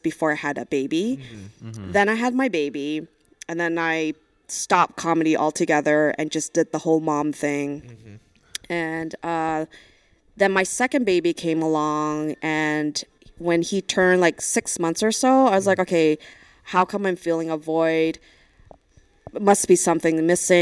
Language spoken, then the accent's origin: English; Brooklyn, New York, United States; also born or lived in Vancouver; I'm originally from Brooklyn